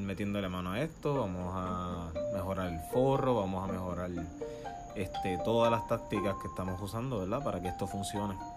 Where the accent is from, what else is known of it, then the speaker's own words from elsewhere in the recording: Puerto Rico; moved away as an adult; now in United States; soy de Puerto Rico